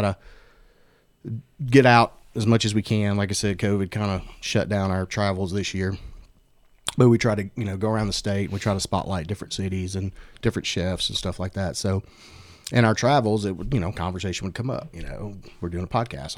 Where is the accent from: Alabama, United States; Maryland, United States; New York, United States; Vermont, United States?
Alabama, United States; Bessemer; I grew up in Bessemer, so that was, like, a staple for my family